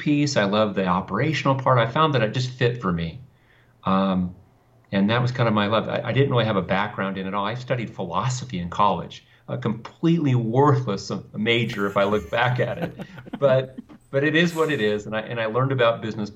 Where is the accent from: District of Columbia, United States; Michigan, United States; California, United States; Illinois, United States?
California, United States; Thousand Oaks; also born or lived in Westlake Village, California; In California, in a place called Thousand Oaks, California.